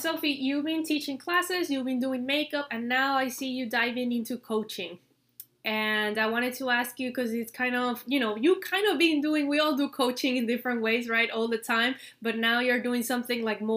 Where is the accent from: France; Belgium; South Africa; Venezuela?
Venezuela; moved away; I grew up in Venezuela, in my country